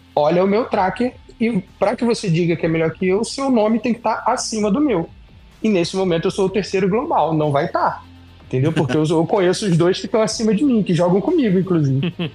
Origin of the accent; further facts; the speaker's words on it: Brazil; moved away; eu sou brasileiro, eu moro fora do Brasil